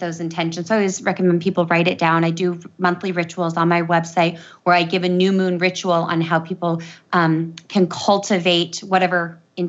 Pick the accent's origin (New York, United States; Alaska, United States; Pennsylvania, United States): Alaska, United States; Matanuska Valley; moved away as an adult; also born or lived in Oregon; I grew up in this valley called the Matanuska Valley.